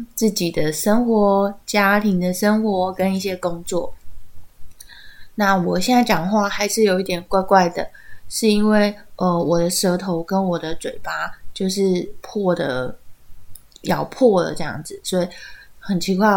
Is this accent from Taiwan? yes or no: yes; Taiwan; 他们还是会替我们台湾人做事的